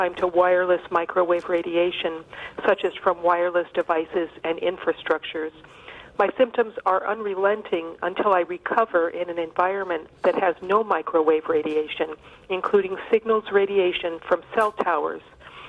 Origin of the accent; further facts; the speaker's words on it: California, United States; also born or lived in Piedmont, California; I'm a licensed psychologist. I grew up in California, and I've lived in Piedmont, California for the last 20 years.